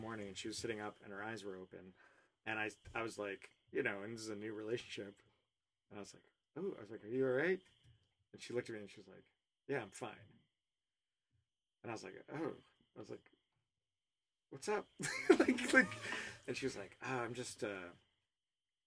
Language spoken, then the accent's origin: English; Woodstock, Vermont, United States; now in Los Angeles, United States; the town I grew up in Woodstock, Vermont